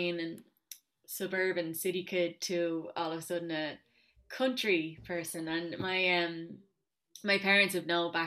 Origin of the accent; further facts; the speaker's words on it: Rathfarnham, Dublin, moved young to Kildare, Leinster, Ireland; I grew up in Rathfarnham, but I was quite young, I suppose, when we moved to Kildare.